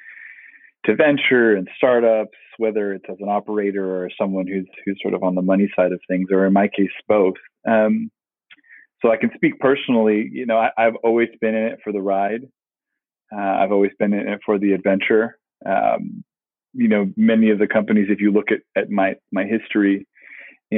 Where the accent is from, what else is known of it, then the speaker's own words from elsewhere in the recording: Palo Alto, California, United States; growing up in a little town called Palo Alto